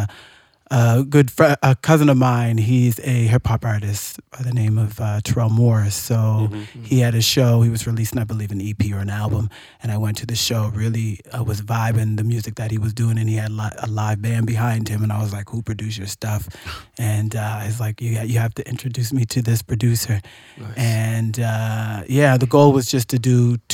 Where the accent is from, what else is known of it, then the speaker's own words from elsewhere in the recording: Nova Scotia, Canada; I grew up in Nova Scotia in the country